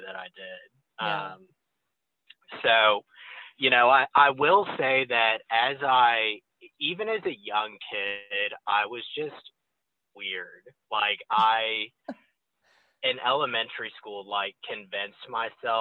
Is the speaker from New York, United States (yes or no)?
no; Cypress, Texas, United States; I'm originally from Houston, Texas, and for Houston snobs, I'm actually from Cypress. It's a suburb on the northwest side of town. And I grew up in a, you know, upper middle class neighborhood